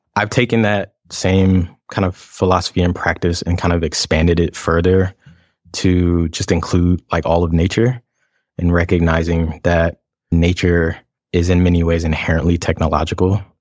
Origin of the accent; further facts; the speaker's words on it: Atlanta, Georgia, United States; moved away as an adult; also born or lived in Los Angeles; I am an interdisciplinary queer designer, artist, inventor, archivist, and, uh, performer from Atlanta, Georgia